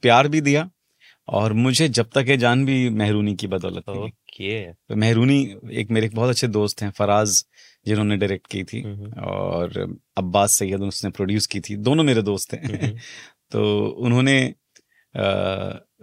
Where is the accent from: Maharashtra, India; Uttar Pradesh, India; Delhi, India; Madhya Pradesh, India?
Maharashtra, India; Mumbai; मैं मुंबई बेस्ड बंदा हूँ मतलब महाराष्ट्र में पैदा पला बड़ा हूँ मालवनी का हूँ